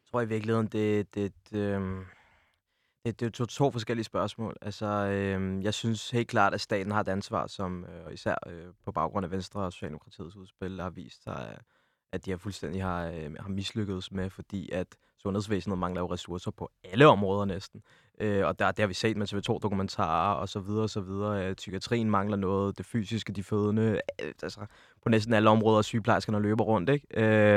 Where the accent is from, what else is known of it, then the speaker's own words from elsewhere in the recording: Vestegnen, Capital Region of Denmark, Denmark; jeg er oprindeligt ude fra Vestegnen af